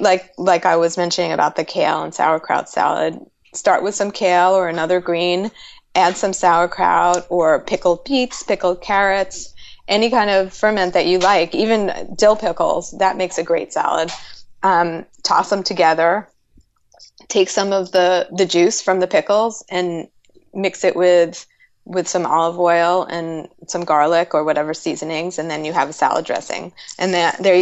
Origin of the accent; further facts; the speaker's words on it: New York City, New York, United States; moved away; I'm from New York City, and whenever I go back home